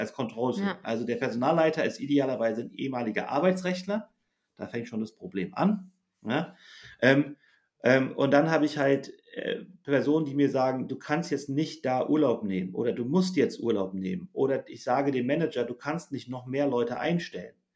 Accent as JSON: {"language": "German", "country": "Germany", "said": "ich bin ja auch Deutscher"}